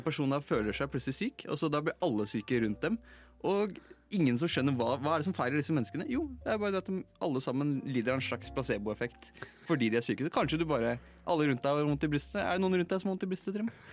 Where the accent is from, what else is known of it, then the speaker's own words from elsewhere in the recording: Drammen, Viken, Norway; min hjemby Drammen uh, i Viken.